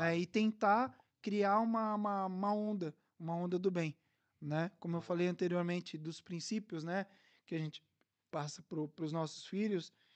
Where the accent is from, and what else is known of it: Brazil; now in Algarve, Portugal